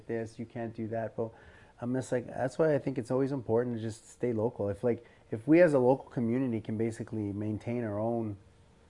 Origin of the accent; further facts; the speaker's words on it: Canada; I'm first generation Canadian.